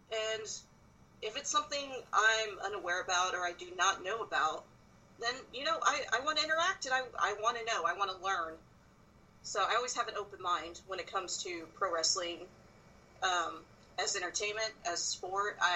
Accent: Texas, United States; born there; I was born in South Texas. I've traveled a lot. I've moved a lot.

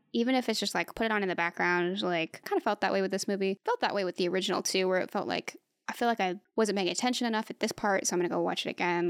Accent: United States; As an American

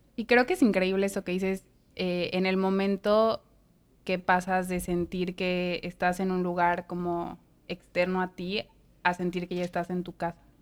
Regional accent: Mexico; now in United States; de México

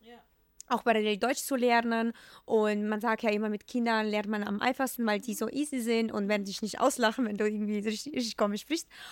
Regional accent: Ukraine; German is a second language; moved away as an adult; now in Germany; ich komme ja aus, aus der Ukraine, aus mhm. einem mega super kleinen Dorf.

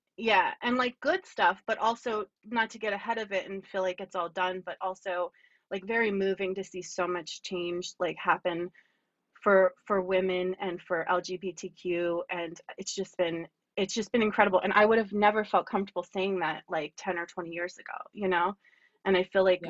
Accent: Lower Bucks County, Pennsylvania, United States; also born or lived in Baltimore / Berks County; I grew up in Lower Bucks County.

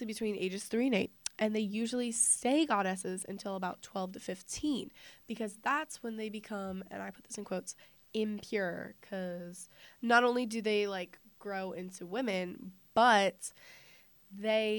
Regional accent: United States; I'm an American

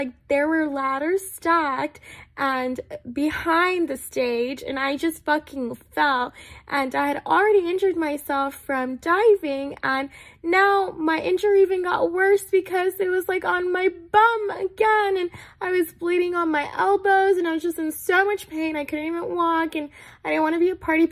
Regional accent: Texas, United States; moved away as an adult; also born or lived in Nepal; now in Sacramento, United States; I was born in Nepal. I migrated from Nepal to America at the age of 9. I was raised in Texas.

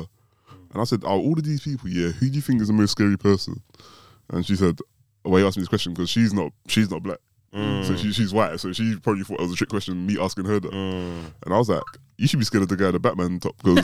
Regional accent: London, United Kingdom; moved away; I'm from South London originally, so since I moved out of South London

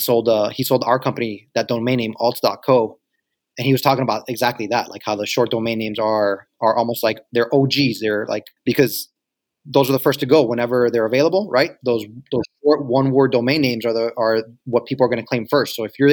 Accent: New York City, New York, United States

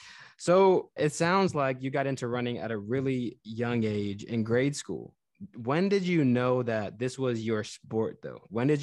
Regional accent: Texas, United States; moved away as an adult; growing up in Texas

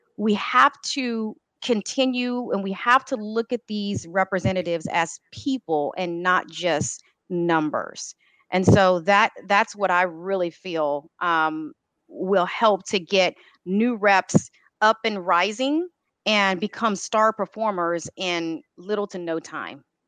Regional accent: Texas, United States; I am born and raised and grew in Texas. I will tell you because I have been here all my life

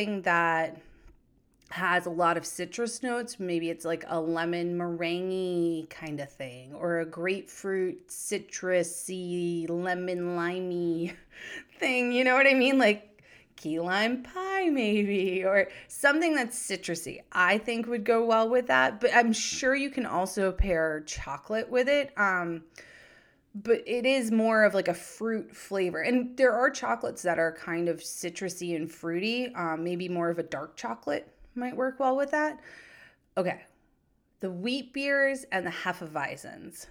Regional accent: New Hampshire, United States; my home state of New Hampshire

